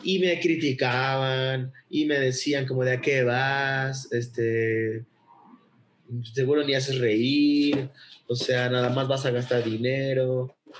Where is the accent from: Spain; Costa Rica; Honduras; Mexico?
Mexico; Acapulco, Guerrero; soy de Acapulco.